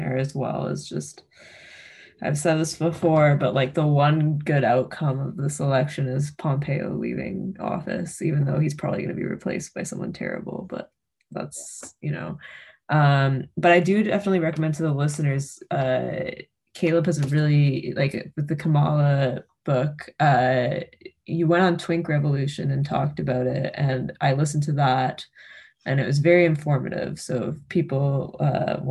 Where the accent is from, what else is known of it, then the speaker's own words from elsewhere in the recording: Canada; as the Canadian